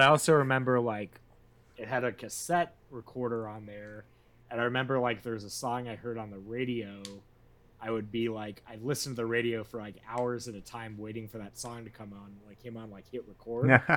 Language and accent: English; Midwest, United States; growing up in the Midwest